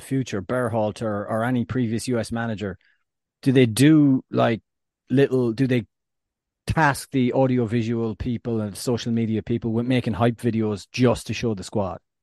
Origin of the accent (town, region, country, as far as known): Ireland